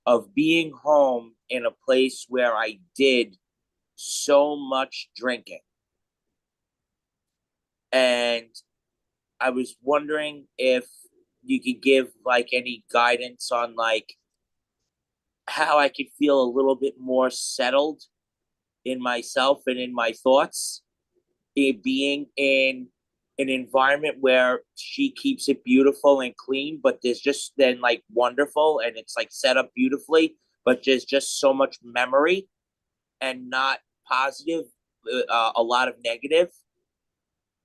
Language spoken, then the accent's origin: English; New York, United States; moved away as an adult; now in Pasadena, United States; I'm in sober living in Pasadena, California, but I'm from New York, and I'm actually home visiting my wife this weekend